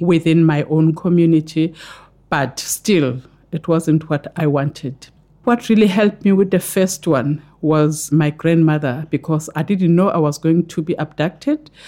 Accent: KwaZulu-Natal, South Africa; I come from KwaZulu Natal in South Africa, where KwaZulu Natal borders with Eastern Cape and Lesotho. So I'm closer to the Lesotho border.

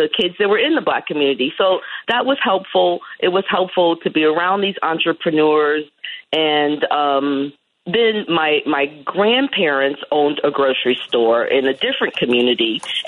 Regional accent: Columbus, Ohio, United States; I grew up in Ohio

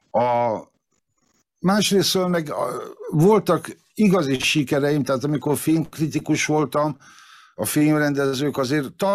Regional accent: Várpalota, Veszprém County, Hungary; born there; hiába születtem Várpalotán, az első szabad magyar választásokat Várpalotán az MSZMP nyerte, és annyira elszégyeltem magam, hogy szülővárosom képtelen a fejlődést, hogy elhatároztam, hogy megtagadom Várpalotát

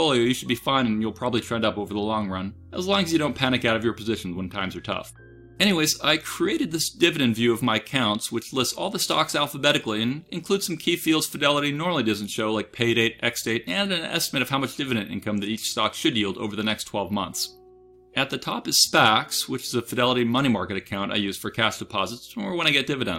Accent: United States; I'm an American

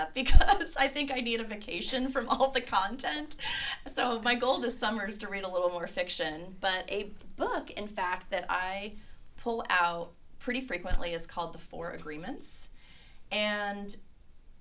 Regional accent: Cleveland, Ohio, United States; now in Lexington, United States; growing up in Cleveland, we had really harsh winters

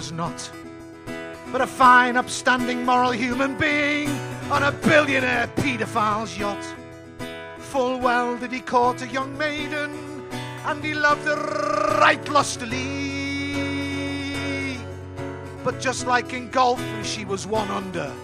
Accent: Liverpool, North West England, United Kingdom; I was brought up in Liverpool in the 70s

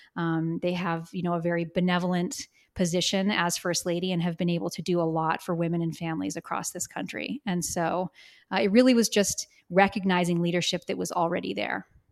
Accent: Bozeman, Montana, United States; I grew up here in Bozeman

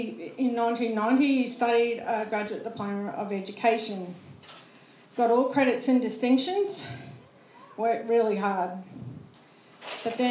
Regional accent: Queensland, Australia; also born or lived in Ipswich / Caboolture; we came from Queensland

